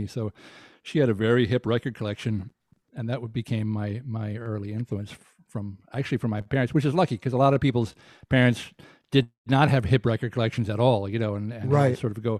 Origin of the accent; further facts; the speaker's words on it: Deep South, United States; with all the soul music records that I grew up in the Deep South, you know, I knew who … was.